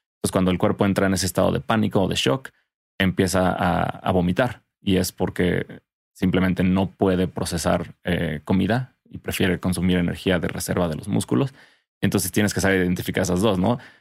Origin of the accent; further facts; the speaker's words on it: Cuernavaca, Morelos, Mexico; also born or lived in Tlayacapan; crecí en Cuerna y todos tenemos, bueno, todos crecimos con jardines en Cuerna